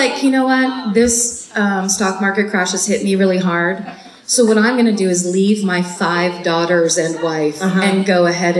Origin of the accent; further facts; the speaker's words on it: North Bay, California, United States; now in Los Angeles, United States; I know it because it's about a half an hour away from my hometown, and it's basically the part of the North Bay that is one big marsh.